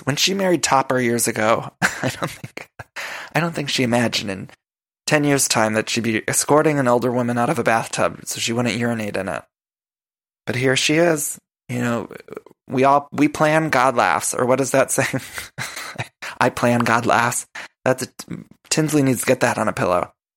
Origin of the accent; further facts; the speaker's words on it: Midwest, United States; also born or lived in California; now in Los Angeles, United States; I'm from the Midwest